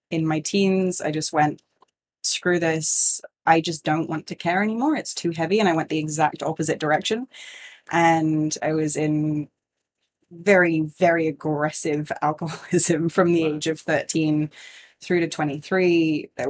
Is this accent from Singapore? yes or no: yes; Singapore; Yeah, so I grew up in Singapore. We moved there in 1992 and it was like super expat life